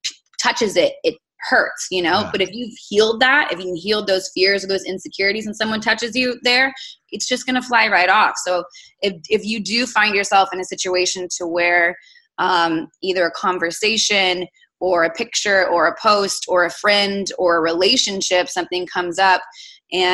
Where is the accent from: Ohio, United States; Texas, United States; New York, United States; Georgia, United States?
Texas, United States; South; I'm born and raised in South Texas